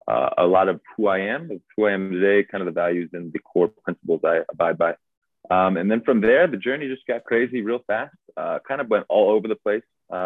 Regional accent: New Jersey, United States; I grew up in New Jersey.

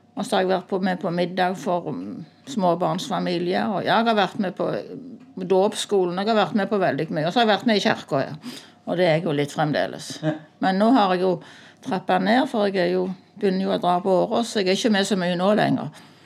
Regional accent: Sandøy, Ryfylke, Rogaland, Norway; moved away as an adult; now in Randaberg, Norway; jeg kom egentlig fra Ryfylke, fra Sandøy

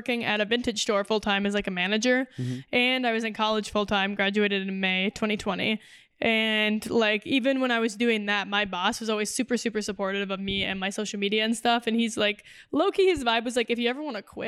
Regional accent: Minnesota, United States; also born or lived in Tarzana, California / Switzerland / Germany; so I was born in the Valley in Tarzana in LA. And then we moved to Minnesota. And then like over the years, we lived in Switzerland and Germany for a bit too when I was a kid.

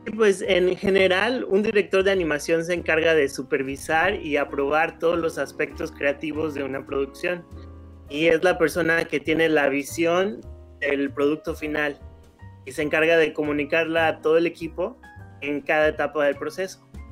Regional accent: León, Guanajuato, Mexico; moved away as an adult; now in Los Angeles, United States; soy de León, Guanajuato, y ya llevo 15 años viviendo aquí en Los Ángeles

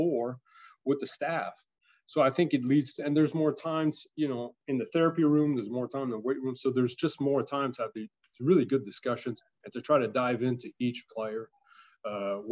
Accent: Canada; moved away as an adult; now in United States; I'm French Canadian

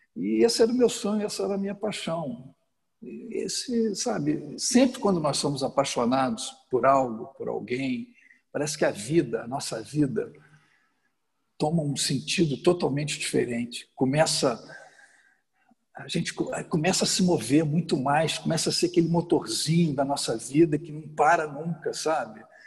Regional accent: Rio de Janeiro, Brazil; sou carioca, passei a minha adolescência toda a vida de atleta, fui nadador do Flamengo, joguei basquete no Botafogo

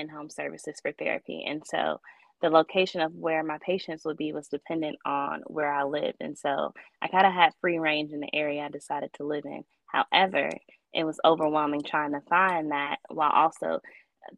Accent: Chicago, Illinois, United States; moved away as an adult; also born or lived in Louisville; now in Charlotte, United States; I'm originally from Chicago

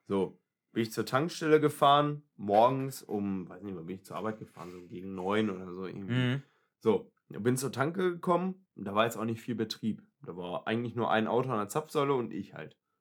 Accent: Germany; Ich bin Deutscher

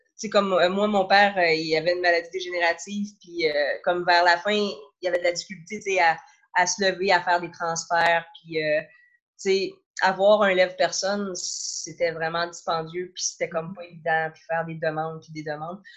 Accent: Saint-Jérôme, Quebec, Canada; also born or lived in Montreal / Trois-Rivières / Sherbrooke; j'ai grandi à Saint-Jérôme. Euh, je passais toute mon enfance à Saint-Jérôme

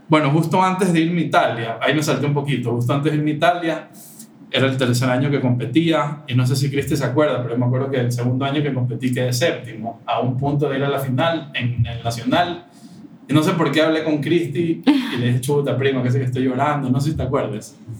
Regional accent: Ecuador; como ecuatorianos

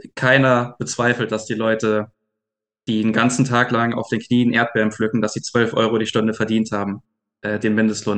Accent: Swabia, Germany; ich komme aus dem Schwäbischen

